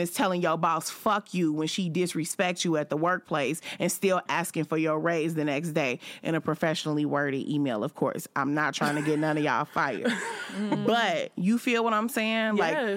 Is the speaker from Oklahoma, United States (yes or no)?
no; Chicago, Illinois, United States; I'm a woman and I'm from Chicago